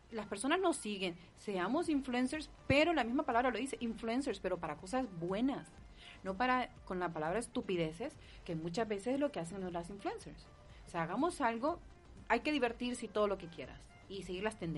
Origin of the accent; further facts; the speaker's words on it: Honduras; yo soy de Honduras